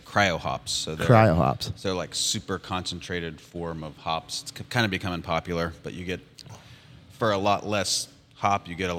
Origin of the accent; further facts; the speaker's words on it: Reesville, West Virginia, United States; I'm from Reesville, the hometown where the brewery is.